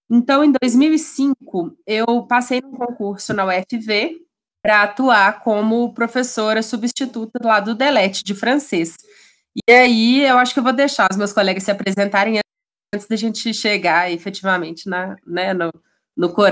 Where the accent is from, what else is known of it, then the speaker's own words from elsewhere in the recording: Ouro Preto, Minas Gerais, Brazil; eu moro na cidade de Ouro Preto, sou de Ouro Preto